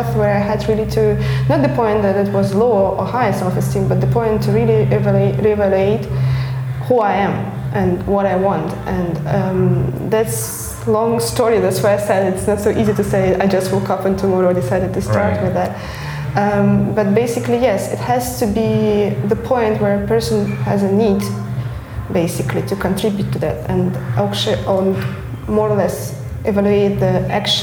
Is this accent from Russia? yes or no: yes; Russia; now in Germany; I'm from Russia. I live in Germany, and I live far away from my family